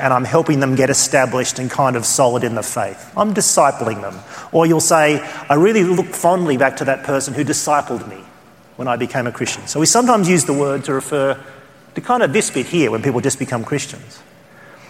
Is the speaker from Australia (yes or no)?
yes; Australia; accent: Australian; my Australian accent